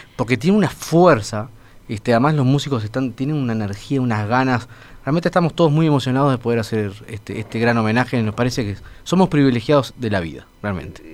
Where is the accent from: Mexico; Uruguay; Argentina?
Uruguay